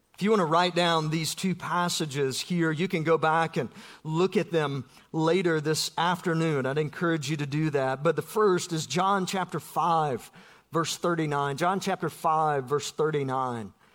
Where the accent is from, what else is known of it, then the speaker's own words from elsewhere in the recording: South Georgia, United States; I grew up in South Georgia.